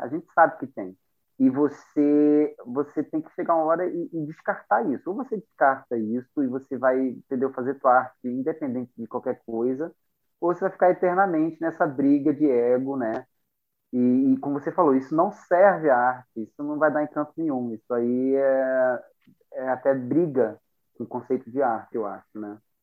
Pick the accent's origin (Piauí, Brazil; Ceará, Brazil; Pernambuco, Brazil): Pernambuco, Brazil; Recife; moved away; also born or lived in London; na Estância, que é o bairro onde eu cresci